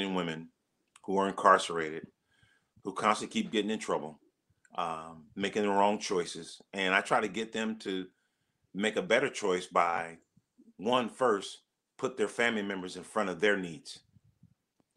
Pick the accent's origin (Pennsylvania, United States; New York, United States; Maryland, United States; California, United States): California, United States; Los Angeles; moved away as an adult; also born or lived in Arizona; now in Cincinnati, United States; Born and raised in South Central Los Angeles